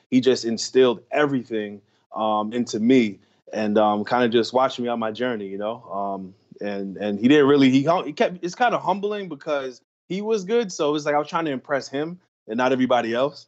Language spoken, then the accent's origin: English; New York, United States; moved away; also born or lived in Los Angeles; I'm from New York